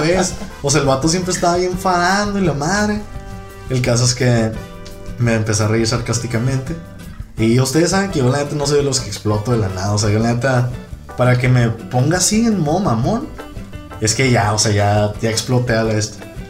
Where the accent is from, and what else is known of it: northern Mexico, Mexico; accent: norteño